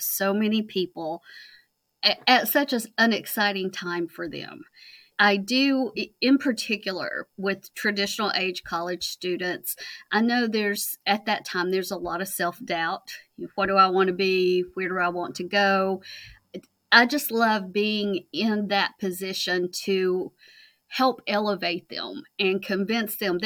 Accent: Virginia, United States; moved away as an adult; also born or lived in Kentucky; I was born in Virginia. I did my undergrad degree in Virginia

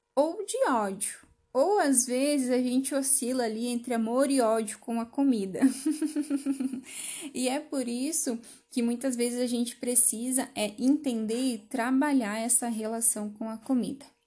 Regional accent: Brazil; Isso nos identifica como brasileiros

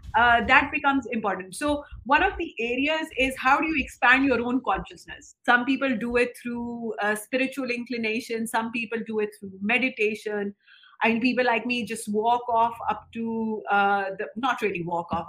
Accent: Lahore, Punjab, Pakistan; now in Islamabad, Pakistan; I was born in Lahore. Um, it's it's a, it's a very it's a cultural one of the cultural hubs in Pakistan

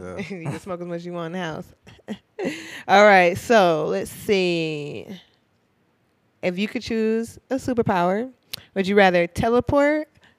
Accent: Minnesota, United States; Cause I'm from Minnesota. So I went from Minnesota to PCB, Florida for spring break one time.

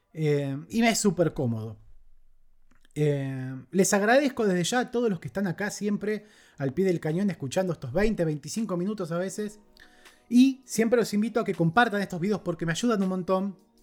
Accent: Argentina; Como sociedad argentina hemos estado criticando y reprochando esto durante gran parte de este año

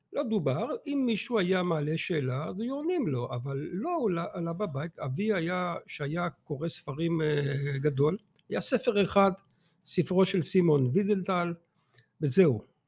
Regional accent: Antwerp, Flanders, Belgium; moved away as an adult; now in Israel; אני נולדתי באנטוורפן, בלגיה, אה, תוצר של החינוך והחברה היהודית

